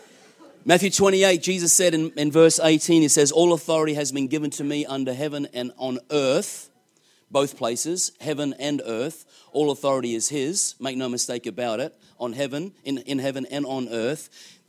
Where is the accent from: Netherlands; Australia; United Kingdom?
Australia; I come all the way from Australia to do that.